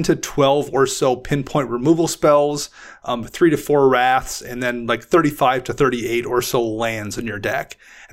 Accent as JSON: {"language": "English", "region": "Midwest", "country": "United States", "said": "I'm from the Midwest"}